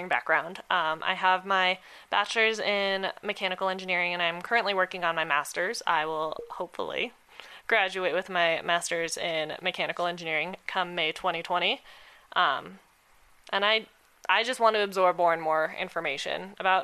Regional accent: Colorado, United States; we're from Colorado. Like, we're actual natives of Colorado

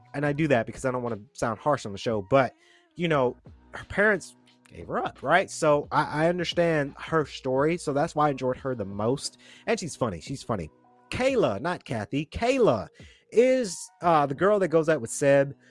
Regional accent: Atlanta, Georgia, United States; I'm a Georgian, born and raised in Atlanta

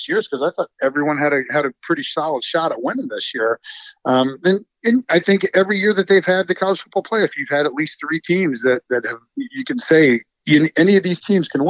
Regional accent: Piqua, Ohio, United States; my hometown in Piqua, Ohio.

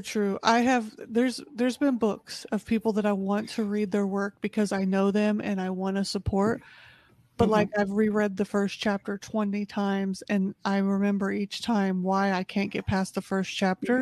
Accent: Indianapolis, Indiana, United States; moved away as an adult; now in Texas, United States; I'm originally from Indianapolis, Indiana

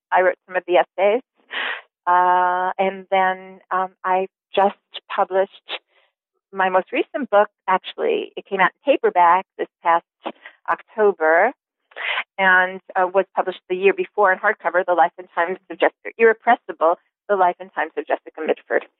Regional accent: Long Island, New York, United States; I grew up in New York, on Long Island actually.

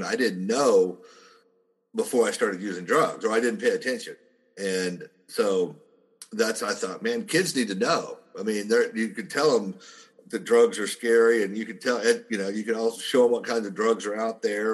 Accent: southern Oklahoma, United States; I grew up in a very small town in southern Oklahoma

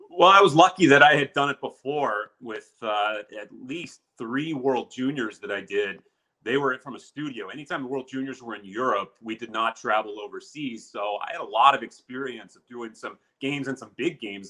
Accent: Murrysville, Pennsylvania, United States; growing up in Murraysville

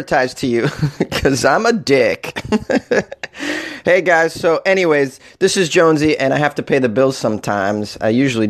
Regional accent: New England, United States; I'm from New England, man, and we do traditional lobster

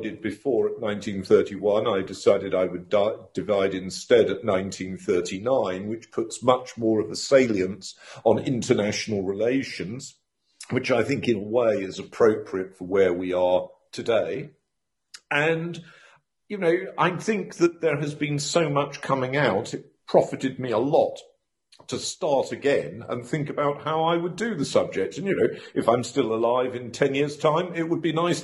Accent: London, United Kingdom; moved away as an adult; also born or lived in Cambridge / Oxford / Durham / Exeter; I was born in London, grew up there, left home to go to be a student

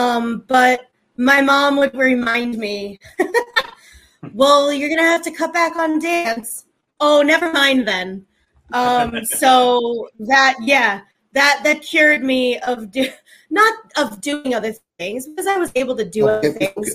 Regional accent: Kansas City, Kansas, United States; moved away as an adult; now in New York, United States; I was born in Kansas City, Kansas. Also raised in Kansas City, Kansas.

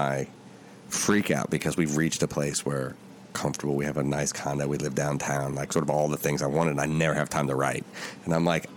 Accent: Ohio, United States; I'm from Ohio

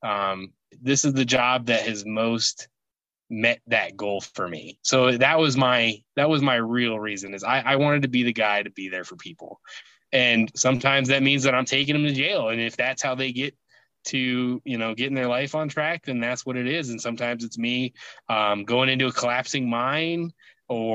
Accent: Alaska, United States; moved away; where I grew up in Alaska, during the summer, the sun does not set.

